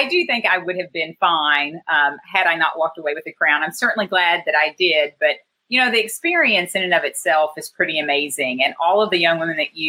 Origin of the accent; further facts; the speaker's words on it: Augusta, Kentucky, United States; also born or lived in Maysville, Kentucky; my hometown of Augusta, Kentucky